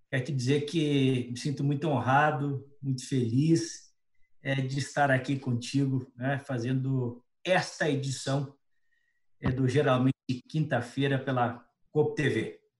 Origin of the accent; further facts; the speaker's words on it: Criciúma, Santa Catarina, Brazil; moved away; O pior é o seguinte, saí de Criciúma para Porto Alegre